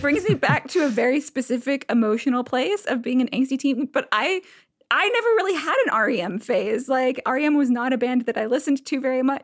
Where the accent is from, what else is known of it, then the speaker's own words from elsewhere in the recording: Alabama, United States; moved away; my family is from up north, so I'm not like I grew up in Alabama, but I don't live there anymore.